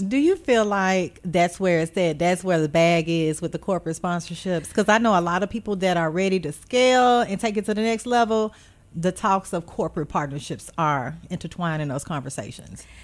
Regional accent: Beaumont, Texas, United States; now in Memphis, United States; I'm originally from Beaumont, Texas

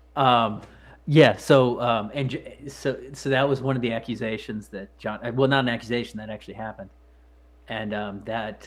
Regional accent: Missouri, United States; When I was growing up, I believe Missouri was like the third cheapest state

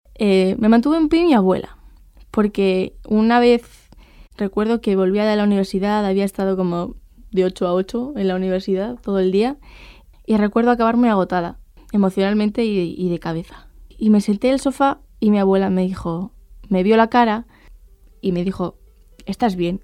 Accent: Pamplona, Navarre, Spain; soy de Pamplona y soy estudiante de Periodismo y Filosofía

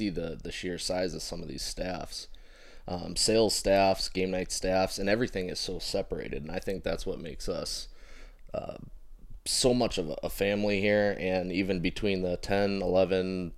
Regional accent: Fort Wayne, Indiana, United States; we're all homegrown right here

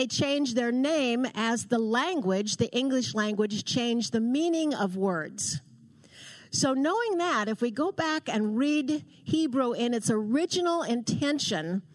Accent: Portland, Oregon, United States; I was born and raised in Portland, Oregon.

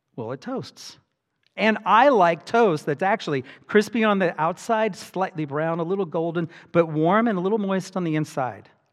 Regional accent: Hawaii, United States; I grew up in Hawaii

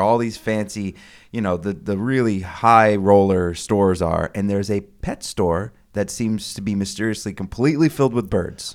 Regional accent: Sonoma County, California, United States; I live in the area where it's filmed.

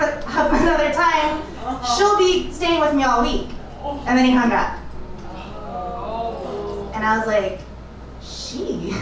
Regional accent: California, United States; moved away as an adult; also born or lived in San Jose, California; now in Chicago, United States; I am from California, and I was living in San Jose in the Bay Area

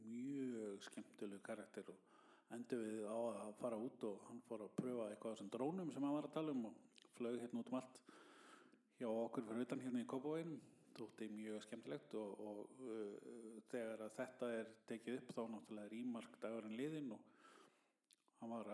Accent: Iceland; we Icelanders make fun of ourselves by asking the same question all the time.

